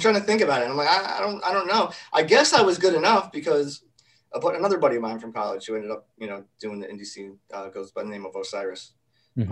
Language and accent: English; Kingston, New York, United States; a little bit upstate um, from the city, a town called a small city called Kingston, New York